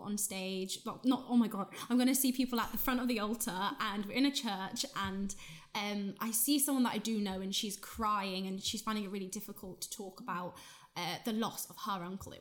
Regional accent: Ireland; I grew up in Ireland

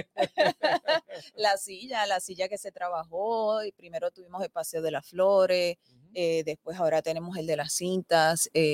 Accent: Aibonito, Puerto Rico; nosotros, nosotros nacimos, eh, nos criamos aquí en Aybonito y continuamos aquí

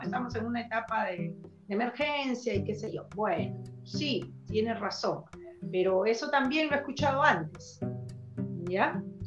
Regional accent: Chiclayo, Lambayeque, Peru; no somos muchos de Chiclayo

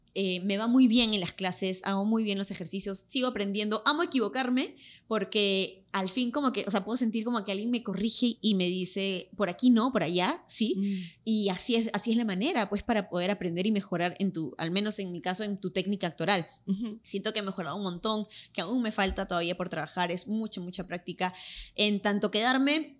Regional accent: Lima, Peru; accent: Limeño; moved away as an adult; now in Los Angeles, United States; va a estar más fuerte mi acento peruano, claro. porque ahorita he estado hablando full, full, full español y con mi acento limeño

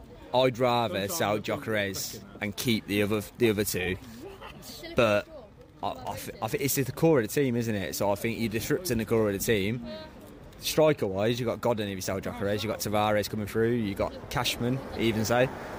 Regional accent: Leamington Spa, West Midlands, United Kingdom; I'm from Leamington.

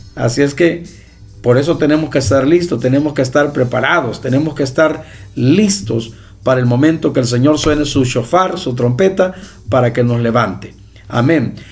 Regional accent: El Salvador; mi país

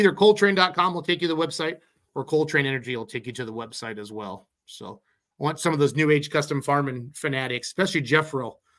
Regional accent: Iowa, United States; As a kid growing up in Iowa

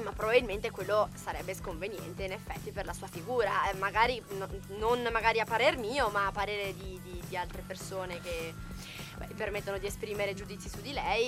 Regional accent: Liguria, Italy; almeno da me in Liguria, io sono Ligure

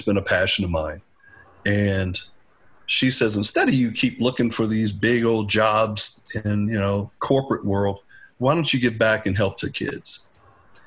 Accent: Richmond, Virginia, United States; I'm from Northside, Richmond. Native of Richmond, went to Benedictine High School afterwards.

